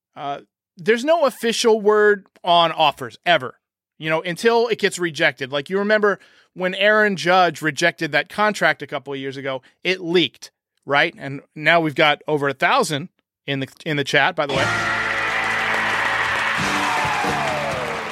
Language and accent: English; New York, United States; moved away as an adult; now in North Carolina, United States; I grew up in New York. I lived in New York for a long time, but I live in North Carolina